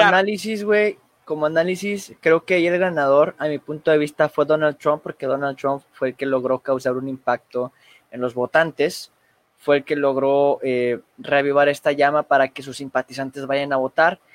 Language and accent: Spanish; Mexico; como mexicanos